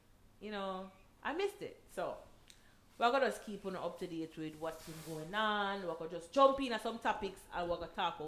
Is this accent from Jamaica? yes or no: yes; Jamaica; I'm a Jamaican